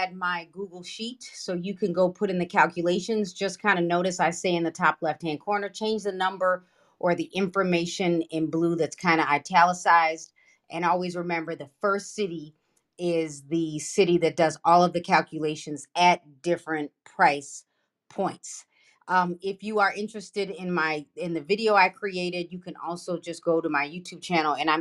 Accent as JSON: {"language": "English", "town": "Broadview", "region": "Illinois", "country": "United States", "tie": "born or raised there", "said": "I grew up in Broadview, Illinois. I don't live in Broadview, Illinois anymore"}